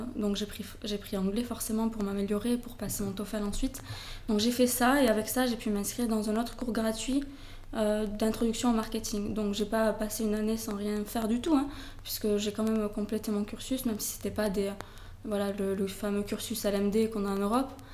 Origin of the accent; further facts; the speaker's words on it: Toulouse, Occitania, France; moved away as an adult; also born or lived in United States; now in Barcelona, Spain; je suis originaire de Toulouse ça s'entend mon accent